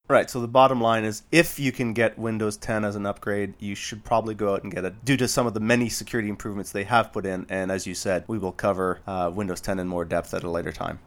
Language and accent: English; Canada; as a Canadian